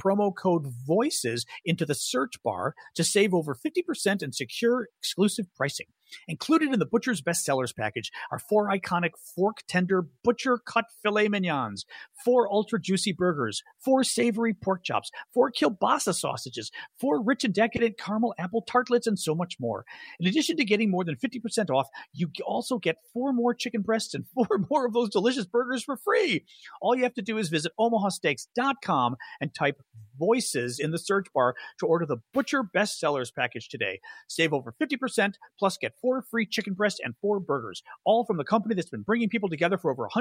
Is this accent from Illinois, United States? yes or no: yes; Chicago, Illinois, United States; I was a Greek from Chicago